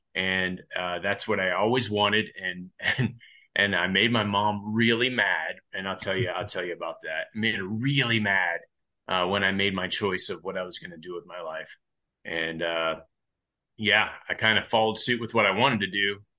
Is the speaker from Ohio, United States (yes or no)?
yes; Ohio, United States; So Ohio, I grew up a lot in Ohio. I've been pretty much a bolt-on to families around the 5-year point of my life. I got adopted and I got my last name. And we moved to Ohio